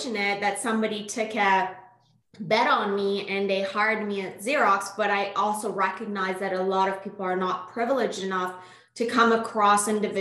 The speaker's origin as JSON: {"language": "English", "country": "Iran", "tie": "born or raised there", "first_language": "Persian", "second_language": "English", "moved": "as an adult", "lives_now": "Canada", "said": "I'm originally born and raised in Iran, moved to Canada in 2005 for school."}